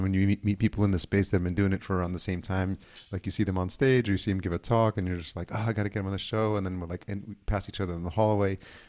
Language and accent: English; Yonkers, New York, United States; which I can relate to because I grew up in Yonkers.